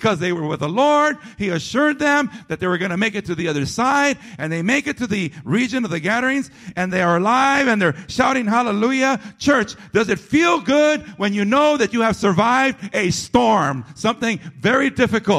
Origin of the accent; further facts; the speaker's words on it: San Fernando, California, United States; also born or lived in Pacoima; I was a boy growing up in the city of San Fernando